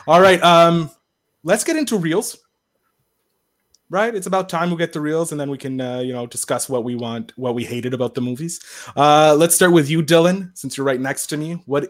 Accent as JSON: {"language": "English", "country": "Canada", "said": "as the Canadian, the only Canadian in this group"}